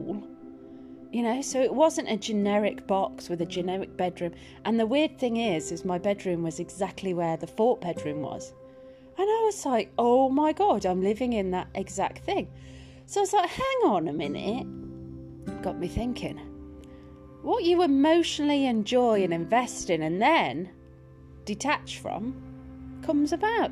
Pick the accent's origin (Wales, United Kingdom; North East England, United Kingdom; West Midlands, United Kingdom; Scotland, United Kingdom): West Midlands, United Kingdom; Birmingham; accent: Birmingham twang; moved away; I used to live in Birmingham. I did. You might hear the twang in my accent. Sometimes there's a little twang.